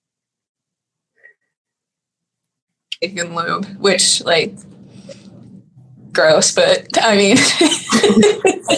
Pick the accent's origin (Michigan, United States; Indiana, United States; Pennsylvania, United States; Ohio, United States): Pennsylvania, United States; Pittsburgh; growing up in Pittsburgh